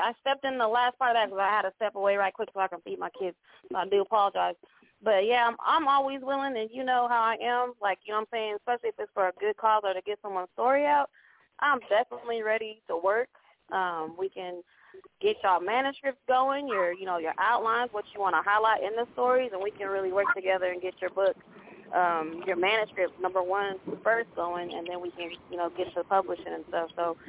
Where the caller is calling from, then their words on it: Muskogee, Oklahoma, United States; I'm calling from Muskogee, Oklahoma.